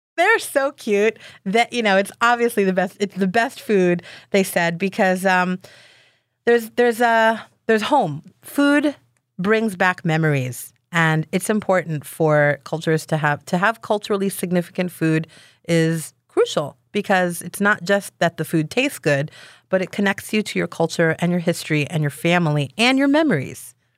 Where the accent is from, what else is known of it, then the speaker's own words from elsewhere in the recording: Israel; now in Philadelphia, United States; I was born in Israel